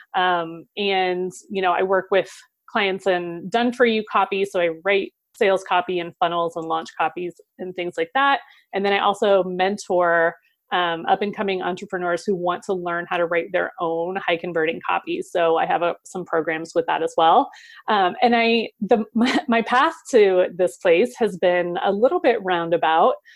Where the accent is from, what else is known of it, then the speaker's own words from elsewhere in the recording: Ohio, United States; moved away; also born or lived in Seattle, Washington; I moved from Seattle back to my home state of Ohio